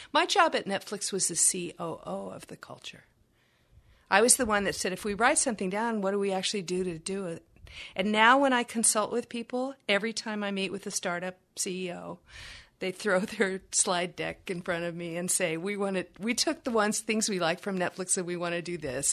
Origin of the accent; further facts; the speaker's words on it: Texas, United States; I'm from Texas